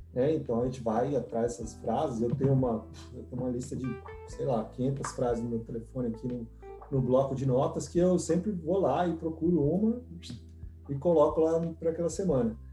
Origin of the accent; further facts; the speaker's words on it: São Paulo, Brazil; moved away as an adult; also born or lived in Nebraska; now in United States; Eu sou de São Paulo, uma cidade de 15 milhões de habitantes